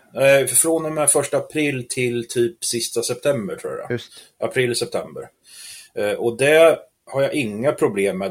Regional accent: Askersund, Örebro County, Sweden; jag är uppväxt här i Askersund

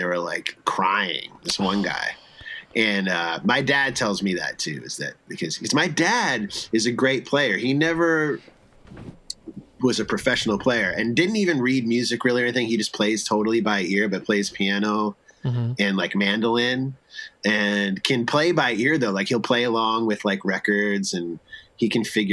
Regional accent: East Coast, United States; I grew up on the East Coast.

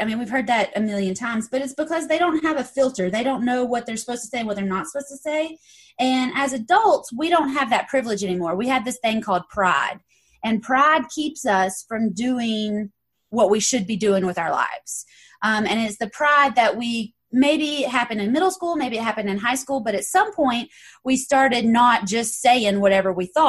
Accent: Knoxville, Tennessee, United States; I'm from Knoxville, Tennessee

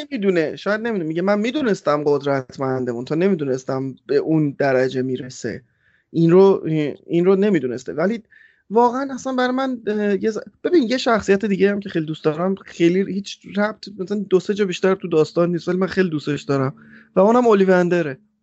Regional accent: Iran; moved away; ما آخر ایرانیم

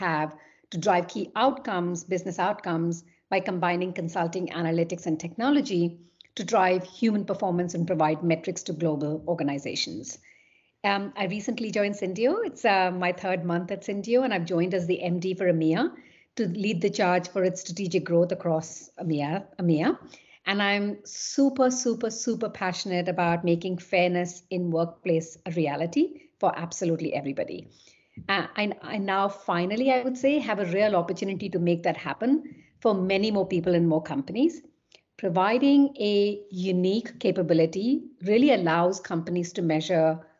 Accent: Kolkata, West Bengal, India; moved away as an adult; also born or lived in London / Paris / Munich / Vienna; I'm originally from Kolkata in India

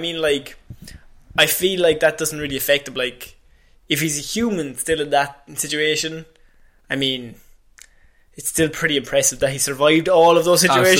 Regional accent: Ireland; accent: Irish; my Irish accent

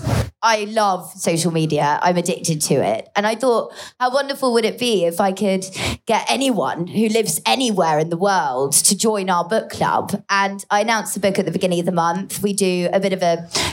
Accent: Devon, South West England, United Kingdom; moved away as an adult; also born or lived in London; Meet Me at the Wedding is set in Devon, where I'm from

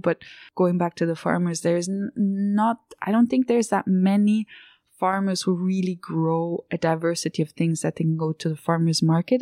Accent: Zurich, Switzerland; moved away as an adult; also born or lived in New York / Piedmont, Italy; I was born in Zurich and I was raised just outside of Zurich

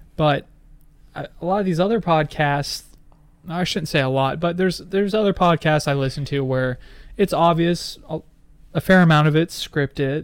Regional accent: United States; as American

